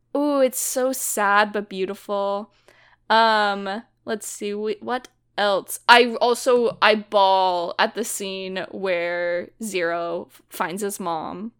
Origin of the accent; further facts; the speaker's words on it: the Bay Area, California, United States; where I grew up in the Bay